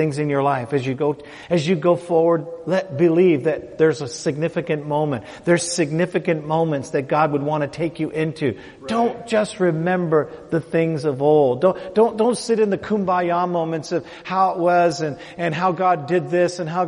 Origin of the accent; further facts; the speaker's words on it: Canada; I'm from Canada